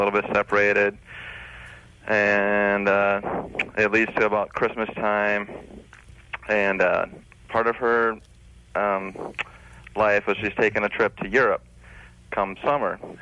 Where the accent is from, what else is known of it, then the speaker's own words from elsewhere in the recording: Minnesota, United States; I'm from Minnesota